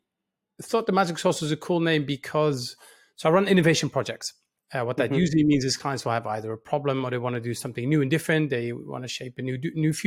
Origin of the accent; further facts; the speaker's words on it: Netherlands; moved away as an adult; It started in a small town in the Netherlands in 1977. I was born in the Netherlands. I'm full-time Dutch.